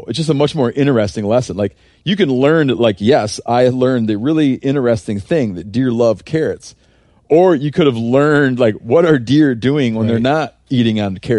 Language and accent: English; Michigan, United States; Like when I grew up in Michigan for deer